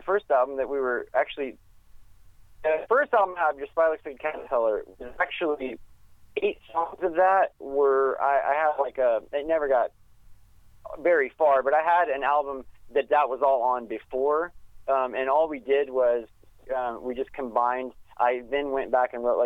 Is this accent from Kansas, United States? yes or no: yes; Wichita, Kansas, United States; moved away; I'm initially from Wichita, Kansas